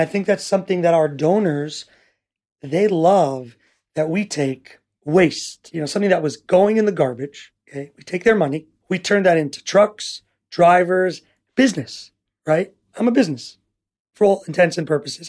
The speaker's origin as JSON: {"language": "English", "town": "New York City", "region": "New York", "country": "United States", "tie": "born or raised there", "also_born_or_lived": "Teaneck, New Jersey / Riverdale, New York", "moved": "as an adult", "lives_now": "Ra'anana, Israel", "said": "I grew up in Washington Heights, New York, till the age of fifteen"}